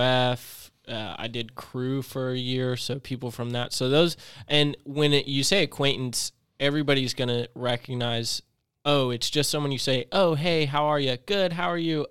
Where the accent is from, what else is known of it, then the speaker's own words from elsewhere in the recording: Clinton, North Carolina, United States; also born or lived in Chapel Hill, North Carolina; I lived in Chapel Hill. And then when I moved from Chapel Hill to this really small country town, Clinton, North Carolina